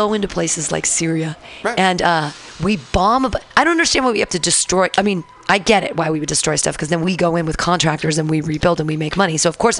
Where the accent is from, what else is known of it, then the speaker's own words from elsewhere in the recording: San Diego, California, United States; I'm from San Diego, I love San Diego, Super Chargers